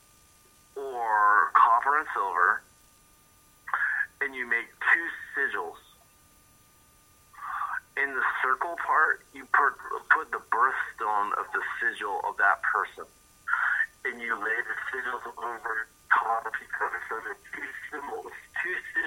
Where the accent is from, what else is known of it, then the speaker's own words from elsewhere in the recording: Wales, United Kingdom; I'm Welsh